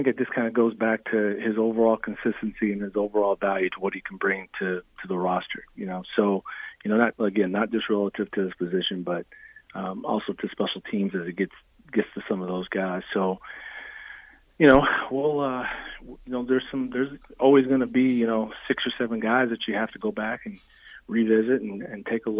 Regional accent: Nebraska, United States; if I mention that I'm from Nebraska, of course, the first thing everybody wants to ask, well, when were you there?

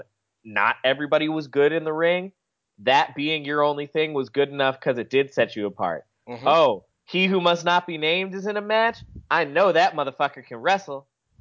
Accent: Charlotte, North Carolina, United States; I'm from Charlotte

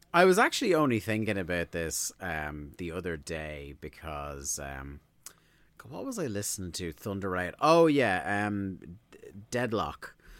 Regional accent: Ireland; we're Irish

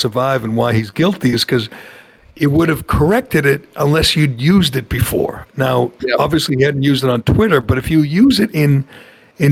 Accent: Massachusetts, United States; I'm from Massachusetts

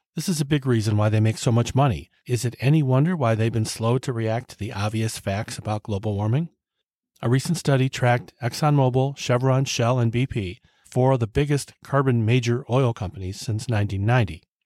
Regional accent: Cleveland, Ohio, United States; my hometown Cleveland Indians

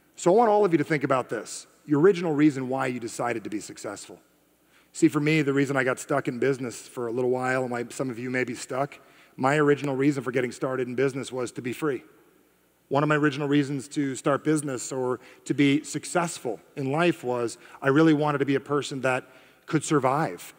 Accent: New Jersey, United States; I am from Jersey

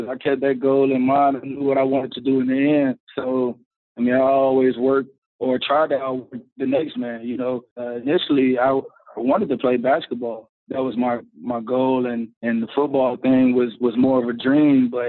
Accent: Charlotte, North Carolina, United States; It was great, man you get a little bit of everything there. You get the country life, but you also get all the all the seasons there

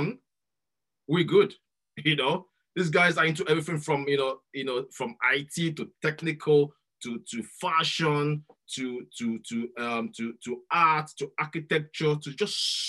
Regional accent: Nigeria; moved away as an adult; I grew up in Nigeria. I left Nigeria when I was 20.

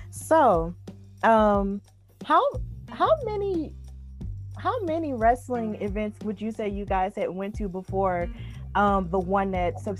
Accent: Birmingham, Alabama, United States; so I was just telling Jason earlier, Mani, that I'm from Birmingham.

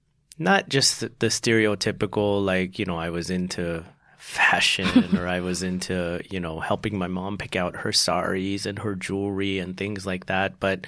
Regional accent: Salt Lake City, Utah, United States; born there; I was born in Salt Lake City, Utah.

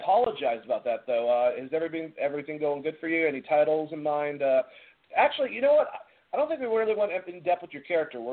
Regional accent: Boston, Massachusetts, United States; accent: Boston; now in Georgia, United States; my original Boston accent

